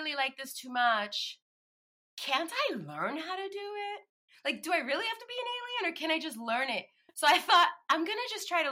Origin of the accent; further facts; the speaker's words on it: New York City, New York, United States; moved away; I grew up in the Bronx.